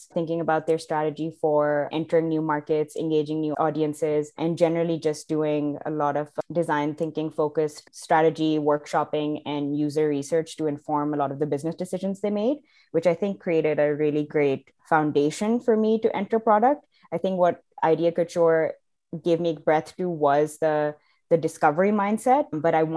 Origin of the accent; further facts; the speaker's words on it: Pakistan; moved away as an adult; also born or lived in Providence, United States; now in Canada; I'm originally from Pakistan. That's where I grew up until I was 18, left for college to the US, did 4 years there in Providence, and then eventually ended up in Canada.